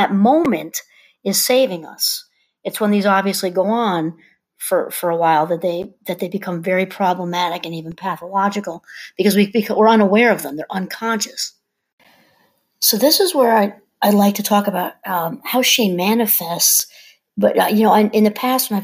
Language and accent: English; New York, United States; I'm from New York